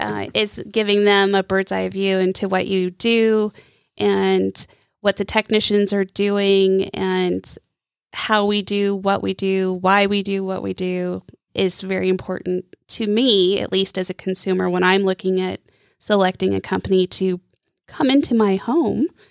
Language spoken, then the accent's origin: English; Coos Bay, Oregon, United States; also born or lived in Palm Springs, California / California; now in Lake Norman area, United States; I am originally from Oregon, the coast of Oregon, Coos Bay, to be exact. And I grew up between Coos Bay and Palm Springs, California